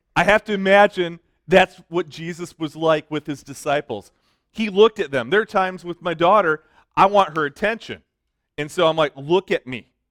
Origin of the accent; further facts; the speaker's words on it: Detroit, Michigan, United States; I'm from Detroit. okay? I've always lived in the city.